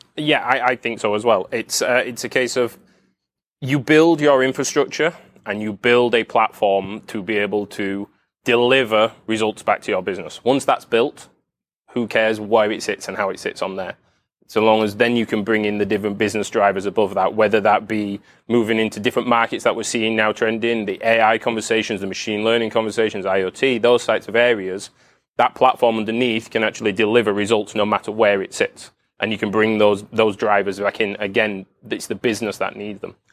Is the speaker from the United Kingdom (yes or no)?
yes; United Kingdom; I'm from the U K.